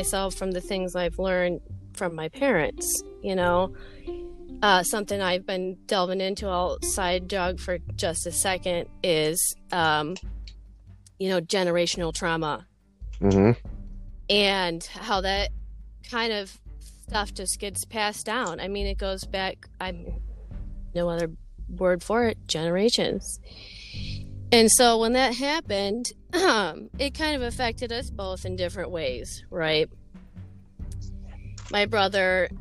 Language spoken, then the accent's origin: English; Macomb, Michigan, United States; I grew up in Macomb, Michigan